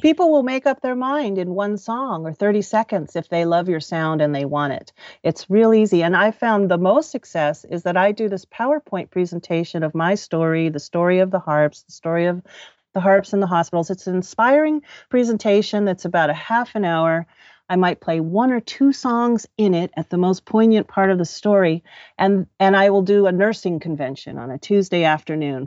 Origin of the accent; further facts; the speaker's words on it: Los Angeles, California, United States; also born or lived in Orange County; I grew up in Southern California, um, born and raised around Los Angeles and Orange County.